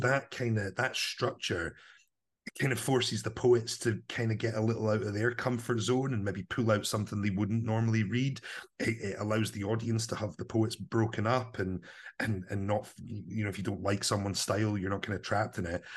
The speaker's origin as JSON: {"language": "English", "town": "Livingston", "region": "Scotland", "country": "United Kingdom", "tie": "born or raised there", "said": "I grew up in Livingston, kind of new town"}